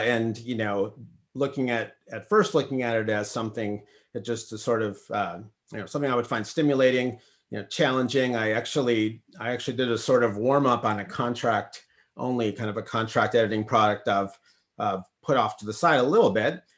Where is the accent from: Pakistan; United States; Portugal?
United States; Minnesota; moved away; I'm actually from Minnesota